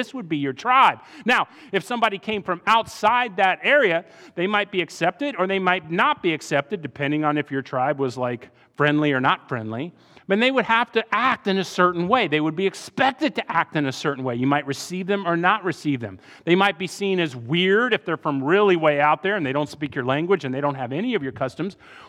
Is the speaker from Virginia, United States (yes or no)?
yes; Virginia, United States; also born or lived in Saudi Arabia / Iran; I grew up in Saudi and then Iran and then Northern Virginia.